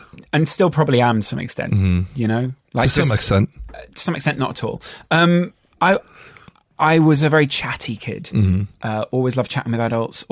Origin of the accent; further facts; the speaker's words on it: Liverpool, North West England, United Kingdom; I'm from Liverpool, so it was all … when I was a kid.